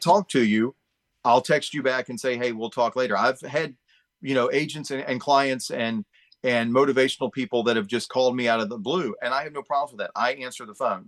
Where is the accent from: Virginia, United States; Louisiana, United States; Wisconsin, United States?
Virginia, United States; Chesapeake; I grew up in Chesapeake